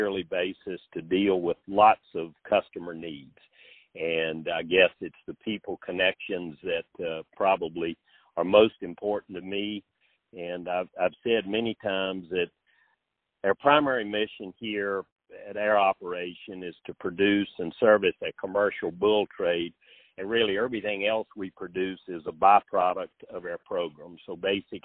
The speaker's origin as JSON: {"language": "English", "town": "Red House", "region": "Virginia", "country": "United States", "tie": "born or raised there", "said": "from Knollcrest Farm in a little tiny crossroads of Red House, Virginia, in Southside, Virginia"}